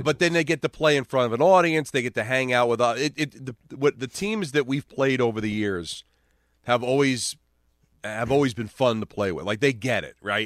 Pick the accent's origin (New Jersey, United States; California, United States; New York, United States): New Jersey, United States; Hawthorne; a community like North Jersey where I grew up in Hawthorne